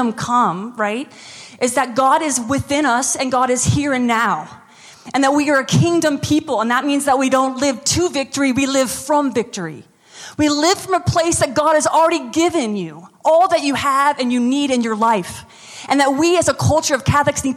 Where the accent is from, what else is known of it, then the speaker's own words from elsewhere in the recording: United States; now in New Orleans, United States; I'm American.